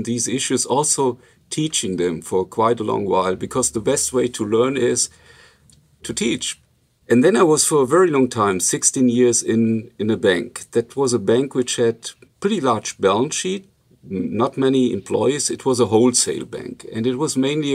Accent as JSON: {"language": "English", "country": "Germany", "accent": "Luxembourgish", "first_language": "Luxembourgish", "second_language": "English", "moved": "yes", "said": "I'm from a region which is pretty close to the Luxembourg-Belgian-French border"}